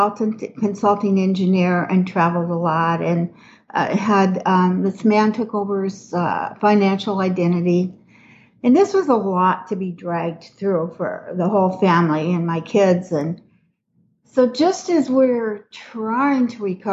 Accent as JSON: {"language": "English", "town": "Minneapolis", "region": "Minnesota", "country": "United States", "moved": "as an adult", "lives_now": "Houston, United States", "said": "I'm originally from Minneapolis, Minnesota, and moved to Houston like 30 years ago"}